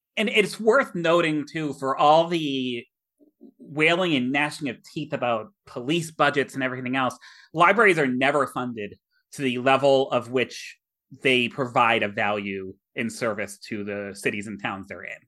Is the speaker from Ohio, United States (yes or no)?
no; Millbury, Massachusetts, United States; shout out to my hometown. Um, I will give a cheap plug. The Millbury Historical Society